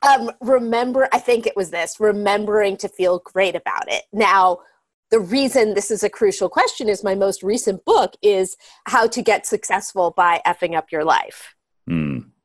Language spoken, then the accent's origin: English; Marin County, California, United States; moved away as an adult; now in Los Angeles, United States; I grew up in Marin County, a very affluent community outside San Francisco where everything looks perfect